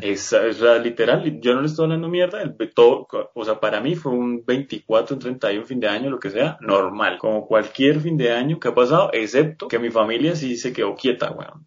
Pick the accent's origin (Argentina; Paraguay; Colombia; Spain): Colombia; soy colombiano